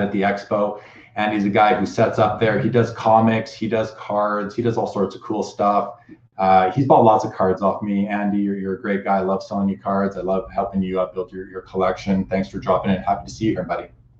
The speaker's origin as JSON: {"language": "English", "town": "Winnipeg", "region": "Manitoba", "country": "Canada", "tie": "born or raised there", "moved": "yes", "said": "I grew up in Winnipeg"}